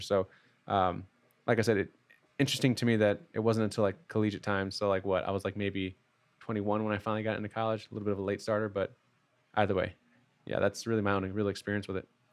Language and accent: English; Midwest, United States; I'm from the Midwest